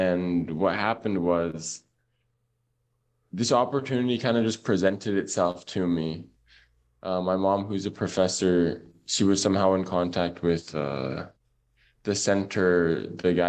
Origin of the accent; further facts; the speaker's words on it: Oxnard, California, United States; moved away as an adult; now in Tunisia; But I am from California, born and raised, and that's in Oxnard, actually, which is a little bit north of Los Angeles.